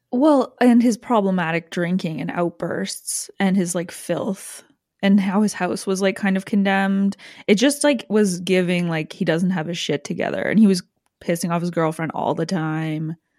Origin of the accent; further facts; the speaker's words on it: Canada; my life culturally whatsoever as a Canadian